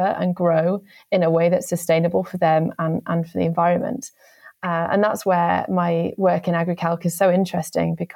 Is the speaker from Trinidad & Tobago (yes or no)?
no; Kendal, North West England, United Kingdom; moved away as an adult; I grew up in the South Lakes in the northwest of England. So I was born in Kendal